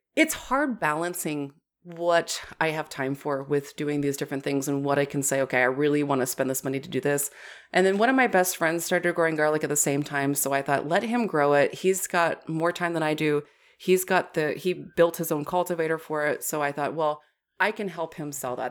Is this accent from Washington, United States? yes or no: yes; Washington, United States; moved away; my home state of Washington